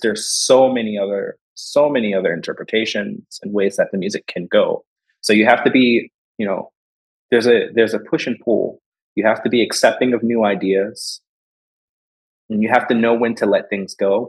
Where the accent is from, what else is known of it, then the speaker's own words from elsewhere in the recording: Philadelphia, Pennsylvania, United States; moved away as an adult; now in Detroit, United States; I'm from Philadelphia